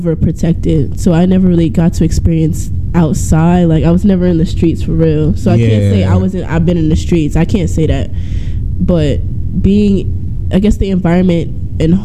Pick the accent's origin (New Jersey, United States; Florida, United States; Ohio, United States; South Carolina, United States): New Jersey, United States; East Orange; also born or lived in New York; I'm originally from New York, and I didn't live there for that long. I lived there for 2 years, and then I moved to Jersey in East Orange